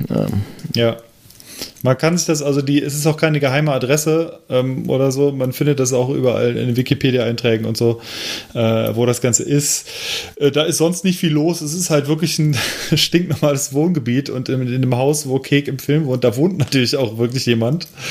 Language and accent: German; Cologne, North Rhine-Westphalia, Germany; moved away; nach Köln fahren wollte, äh, in meine alte Heimatstadt von meinem jetzigen Wohnort aus